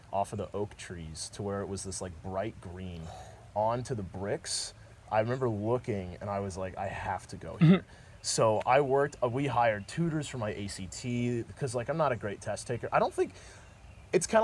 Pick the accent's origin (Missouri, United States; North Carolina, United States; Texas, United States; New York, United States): North Carolina, United States; Raleigh; moved away; I grew up in Raleigh